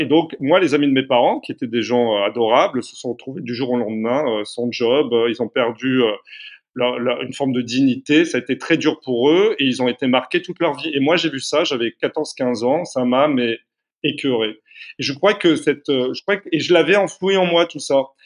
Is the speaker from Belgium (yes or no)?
no; Carcassonne, Occitania, France; je suis né à Carcassonne